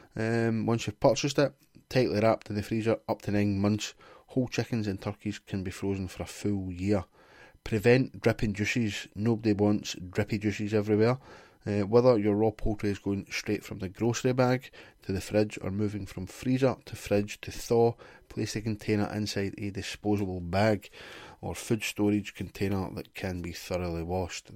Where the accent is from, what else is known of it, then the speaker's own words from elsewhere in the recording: Glasgow, Scotland, United Kingdom; I'm from Glasgow